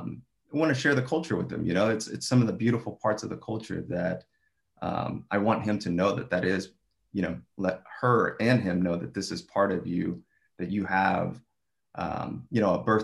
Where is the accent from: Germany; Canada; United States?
United States; our you know, top holiday growing up in America.